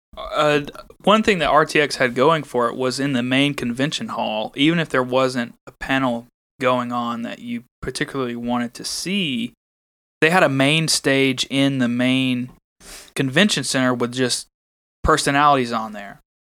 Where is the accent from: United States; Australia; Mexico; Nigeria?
United States; Alabama; I'm from Al-, Alabama too.